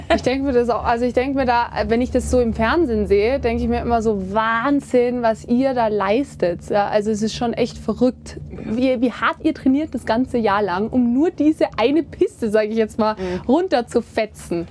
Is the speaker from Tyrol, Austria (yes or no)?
yes; Kitzbühel, Tyrol, Austria; moved away as an adult; also born or lived in St. Johann in Tirol; now in Germany; Gerade Kitzbühel, da bin ich groß geworden. Ich bin hier zur Schule gegangen in St. Johann, bin hier aufgewachsen